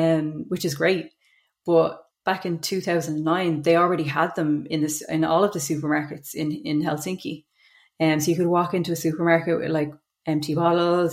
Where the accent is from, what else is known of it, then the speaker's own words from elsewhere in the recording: Dublin, Leinster, Ireland; I grew up in Mofew in Coolock. I left school before leaving cert